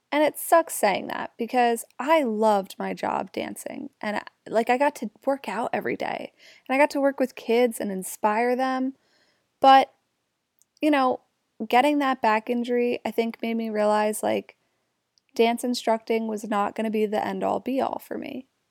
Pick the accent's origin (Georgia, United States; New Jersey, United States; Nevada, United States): New Jersey, United States; Jersey Shore; also born or lived in Newark, New Jersey; Grew up at the Jersey Shore